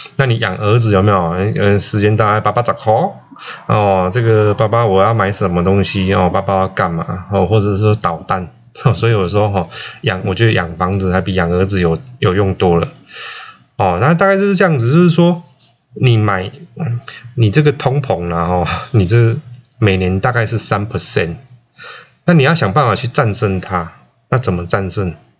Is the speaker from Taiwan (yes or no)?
yes; Chiayi County, Taiwan; 我在嘉义出生啦哈。那他是一个非常淳朴的乡下，在鹿草